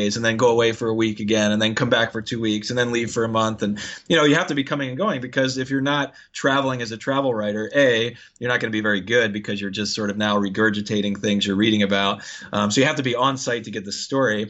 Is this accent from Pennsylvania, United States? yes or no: yes; Philadelphia, Pennsylvania, United States; moved away as an adult; also born or lived in Virginia / California / Colorado; now in Hawaii, United States; I grew up in Philly